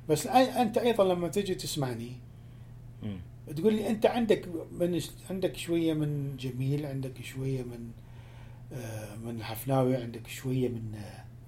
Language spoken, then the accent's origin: Arabic; Iraq; هي موسيقى مالتي انا دا اتكلم لهجتي